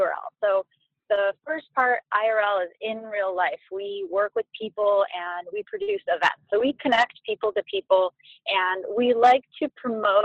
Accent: Detroit, Michigan, United States; moved away as an adult; also born or lived in New York; I grew up in Metro Detroit

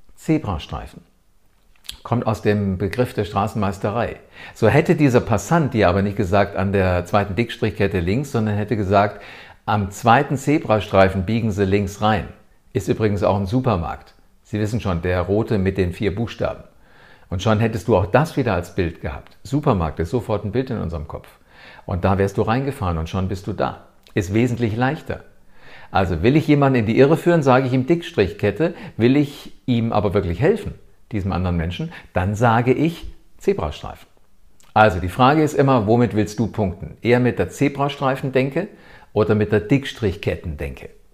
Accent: Germany; Hier bei uns in Deutschland

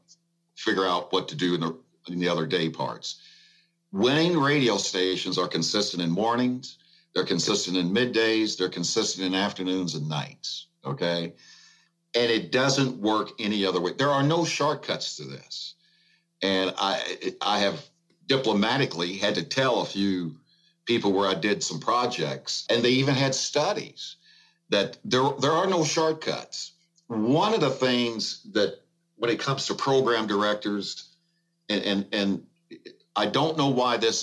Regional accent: Evansville, Indiana, United States; I worked at three winning radio stations in my hometown of Evansville, Indiana.

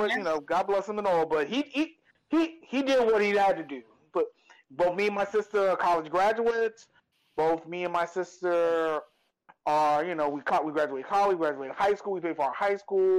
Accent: New York City, New York, United States; also born or lived in Bronx; I grew up in Harlem in the late 80s.

